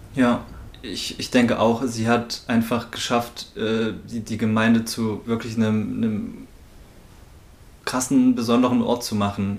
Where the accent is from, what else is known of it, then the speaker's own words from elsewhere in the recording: near Naumburg an der Saale, Saxony-Anhalt, Germany; der Nähe von Naumburg an der Saale